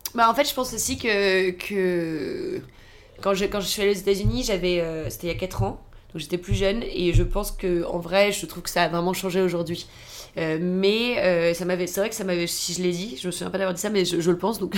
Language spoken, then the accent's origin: French; Toulouse, Occitania, France; moved away as an adult; also born or lived in United States; now in Paris, France; je viens de Toulouse, et quand je suis arrivée à Paris